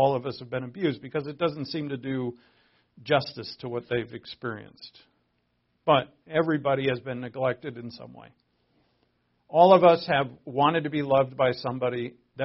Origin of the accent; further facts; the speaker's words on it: Providence, Rhode Island, United States; I was born in Providence, Rhode Island.